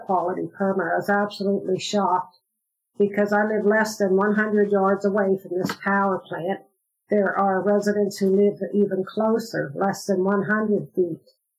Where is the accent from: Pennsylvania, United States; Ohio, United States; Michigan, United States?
Pennsylvania, United States; Renovo; I was born and raised in Renovo and lived my entire life here.